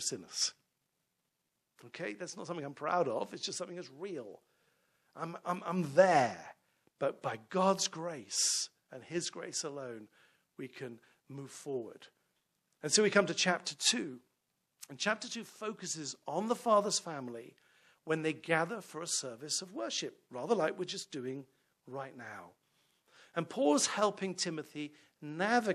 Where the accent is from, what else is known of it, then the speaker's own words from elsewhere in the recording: London, United Kingdom; now in York Region, Canada; I'm from London, England